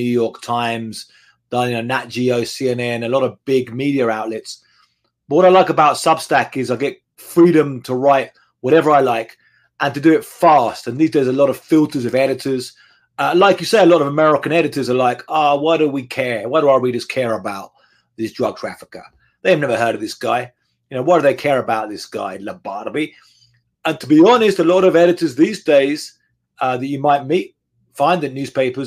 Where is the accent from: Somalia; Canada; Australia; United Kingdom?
United Kingdom; England; moved away as an adult; now in Mexico; growing up in England back in the 1980s and 1990s